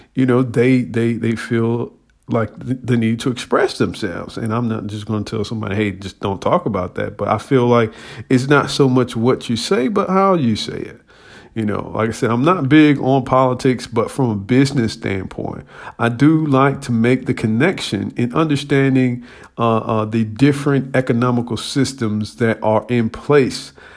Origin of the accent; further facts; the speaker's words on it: United States; as an American